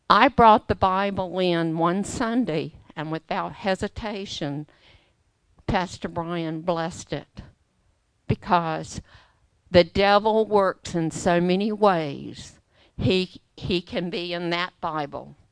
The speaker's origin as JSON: {"language": "English", "country": "Australia", "moved": "yes", "lives_now": "United States", "said": "I'm an Australian"}